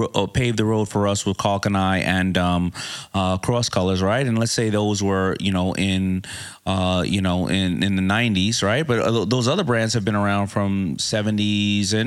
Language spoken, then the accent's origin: English; New York City, New York, United States; I'm from Hollis, Queens